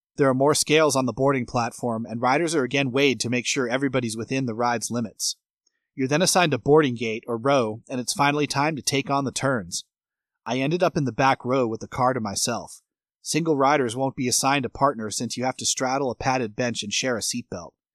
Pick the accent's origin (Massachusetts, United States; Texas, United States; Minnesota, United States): Massachusetts, United States; now in Florida, United States; Massachusetts to spend time with family and friends where I grew up